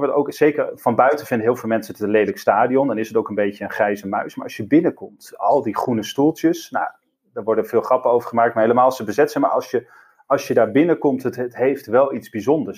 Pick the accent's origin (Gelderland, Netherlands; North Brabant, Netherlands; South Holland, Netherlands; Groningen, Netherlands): Groningen, Netherlands; also born or lived in Drenthe; now in Rotterdam, Netherlands; ik ben geboren in Stad, zoals wij dat dan noemen, dus in Groningen. opgegroeid altijd in, ja, in Groningen en om, ja, om de stad heen, dus in Groningen en Drenthe.